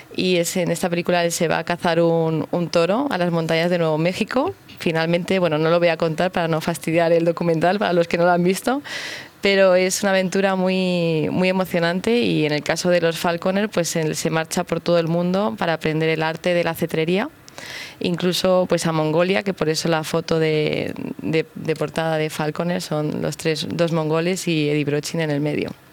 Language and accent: Spanish; Madrid, Community of Madrid, Spain; Yo soy madrileña, es mi tierra